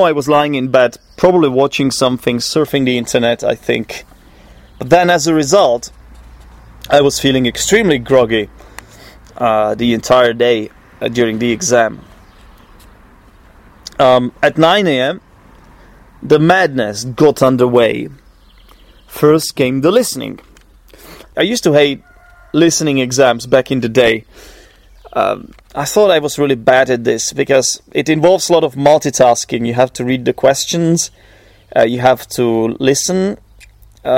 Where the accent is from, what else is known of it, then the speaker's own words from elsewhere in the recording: Poděbrady, Central Bohemian Region, Czechia; English is a second language; I'm not exactly from Prague. I come from Poděbrady, which is 50 kilometers east of Prague